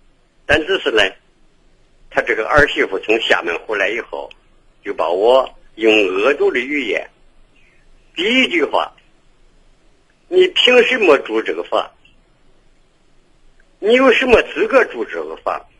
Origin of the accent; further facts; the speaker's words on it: Henan, China; accent: Henan dialect; 我原籍是河南人。